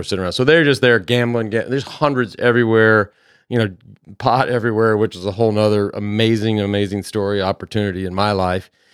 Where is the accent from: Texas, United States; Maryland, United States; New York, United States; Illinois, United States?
Texas, United States; Dallas; now in Austin, United States; growing up in Dallas, growing up through two generations